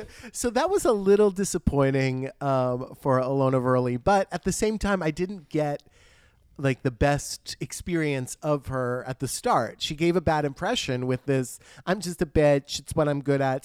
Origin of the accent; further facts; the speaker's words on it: United States; I'm American